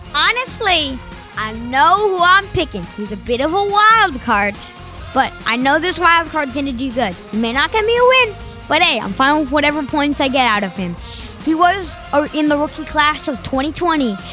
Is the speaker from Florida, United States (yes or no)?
yes; Florida, United States; I'm from Florida